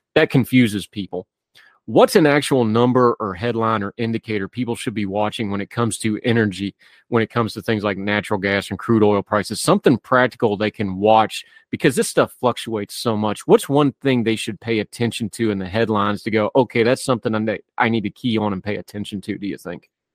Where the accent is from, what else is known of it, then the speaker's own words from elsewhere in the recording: West Virginia, United States; moved away; I'm from West Virginia.